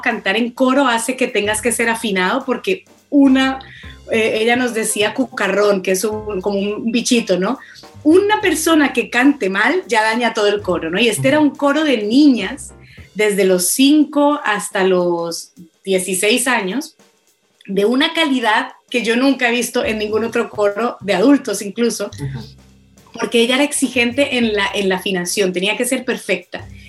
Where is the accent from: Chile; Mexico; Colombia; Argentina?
Colombia; moved away as an adult; also born or lived in Boston; now in Barcelona, Spain; yo como colombiana